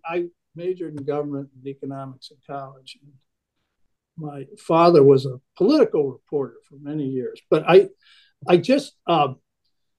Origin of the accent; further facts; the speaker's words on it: Connecticut, United States; now in Lake Forest, United States; I'm a Connecticut Yankee